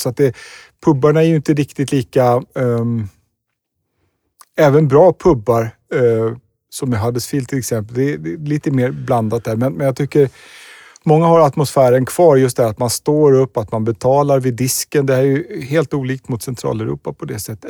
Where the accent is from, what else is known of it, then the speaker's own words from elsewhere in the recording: Sweden; som svensk turist i London